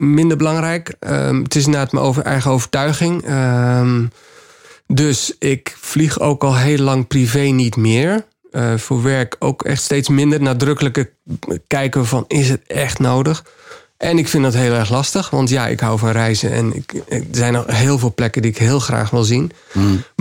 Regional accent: Suriname; born there; ik, ik, ben, ik ben in Suriname geboren, ben er nog wel twee keer terug geweest.

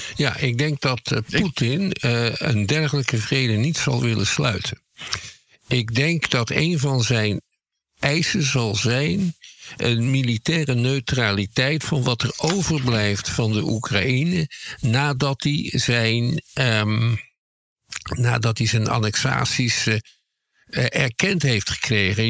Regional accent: Schiedam, South Holland, Netherlands; Ik kom zelf uit Schiedam

